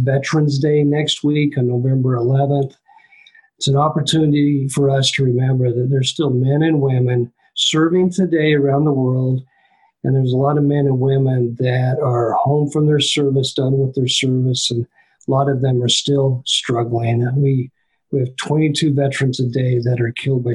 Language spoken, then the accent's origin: English; Richfield, Utah, United States; the place where I lived, where I grew up in Richfield, Utah